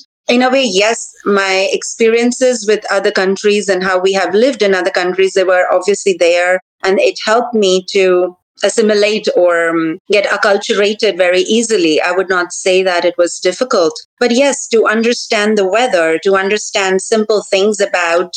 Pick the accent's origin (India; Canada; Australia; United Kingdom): India; also born or lived in United States; now in Denmark; I go back to India, because I have been so long out of it, out of that place, out of my own country